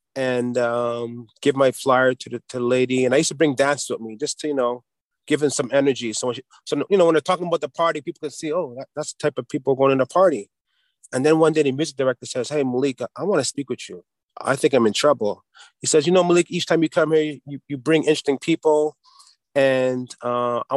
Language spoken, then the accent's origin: English; Montreal, Quebec, Canada; now in Dollard-des-Ormeaux, Canada; I grew up in an area called Little Burgundy in the southwest of Montreal